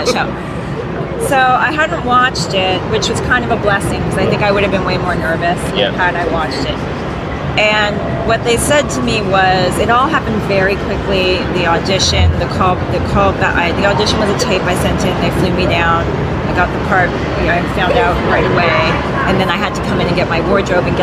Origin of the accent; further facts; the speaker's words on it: Toronto, Ontario, Canada; I'm from Toronto